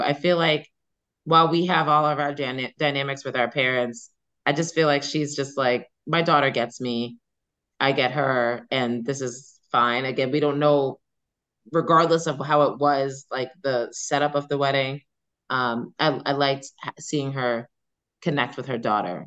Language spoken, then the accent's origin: English; New York City, New York, United States; I grew up on Staten Island